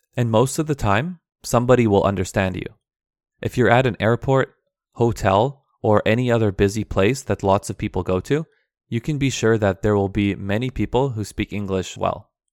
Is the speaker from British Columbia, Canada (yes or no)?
yes; Vancouver, British Columbia, Canada; first language Aramaic; English is a second language; also born or lived in Turkey; I was born in Turkey, but my family came to Canada when I was two years old.